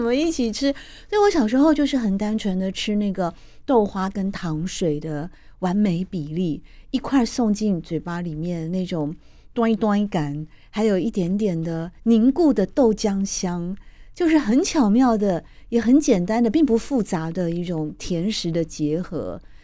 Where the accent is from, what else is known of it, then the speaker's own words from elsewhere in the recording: Taiwan; 我那时候探亲啊，离开台湾也大概三五天，就突然也想起我们的台味小吃啊， 因为毕竟我在这边长大的嘛